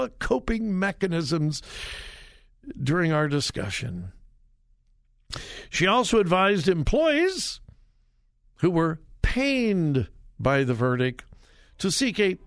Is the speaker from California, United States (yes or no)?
yes; California, United States; California, my home state